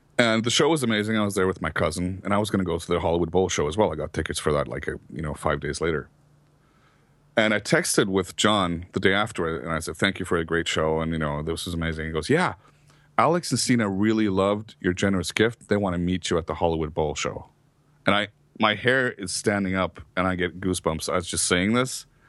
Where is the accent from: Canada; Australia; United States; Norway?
Norway; I came in from Norway.